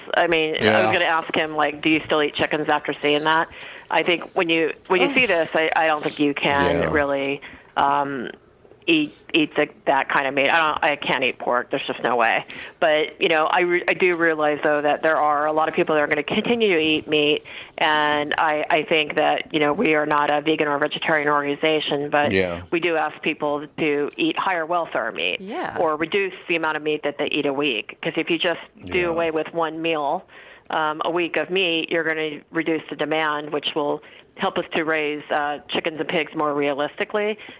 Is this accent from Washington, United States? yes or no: no; California, United States; I grew up in California.